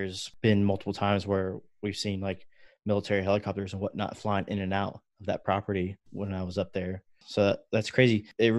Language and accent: English; West Virginia, United States; born there; Last episode, we talked about how I told you I was born in West Virginia. I didn't really grow up there, but I did spend my summers there.